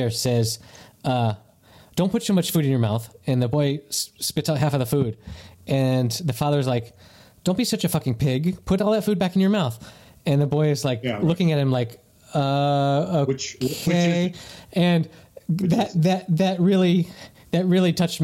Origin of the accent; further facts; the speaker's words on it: the South, United States; growing up in the South